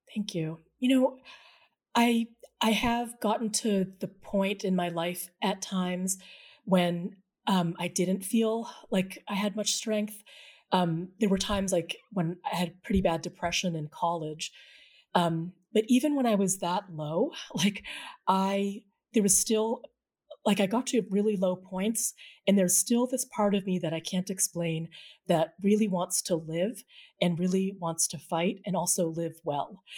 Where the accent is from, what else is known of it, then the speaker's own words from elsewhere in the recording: New England, United States; the Filipino-American community as I experienced it growing up in New England in the seventies and eighties